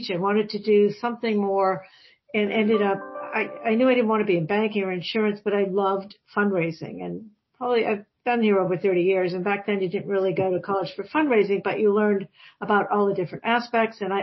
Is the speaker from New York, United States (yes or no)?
no; Massachusetts, United States; Um, well, I grew up in Massachusetts, so I kind of, you know, loved the Jimmy Fund almost as a kid.